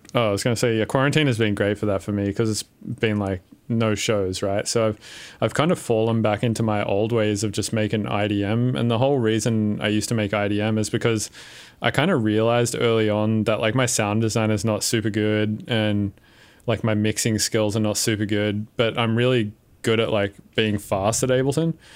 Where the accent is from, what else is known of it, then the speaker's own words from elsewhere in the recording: Windsor, New South Wales, Australia; I grew up in Windsor, which is, like, just the worst place.